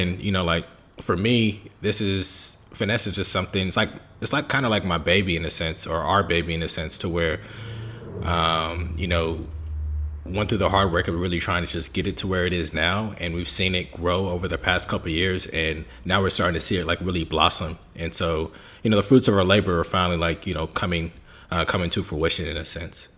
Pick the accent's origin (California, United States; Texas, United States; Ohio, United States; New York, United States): California, United States; Bay Area; also born or lived in Germany / England; born and raised in the Bay Area.